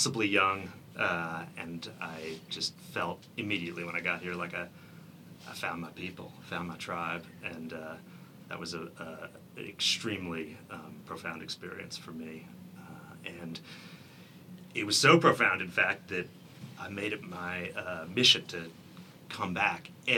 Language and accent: English; Santa Barbara, California, United States; also born or lived in New Haven, Connecticut; I was living in Santa Barbara, California. I'm originally from New Haven, Connecticut. Moved to Santa Barbara when I was 10.